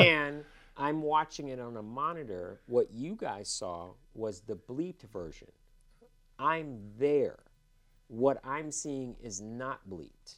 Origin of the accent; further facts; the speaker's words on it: Los Angeles, California, United States; also born or lived in Cupertino, California; I went to UCLA. I grew up in Los Angeles